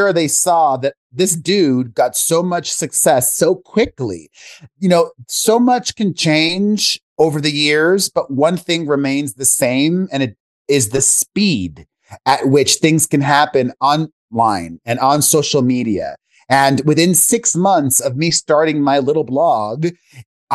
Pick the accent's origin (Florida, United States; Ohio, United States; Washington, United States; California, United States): Florida, United States; Miami; moved away as an adult; also born or lived in New York; now in Las Vegas, United States; I grew up in Miami, Florida, the son of two Cuban immigrants